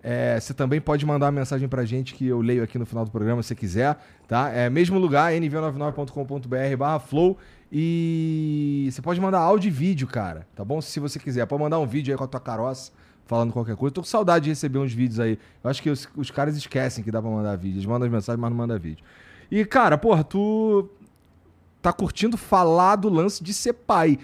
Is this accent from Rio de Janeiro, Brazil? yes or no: yes; Rio de Janeiro, Brazil; moved away; eu e minha esposa somos cariocas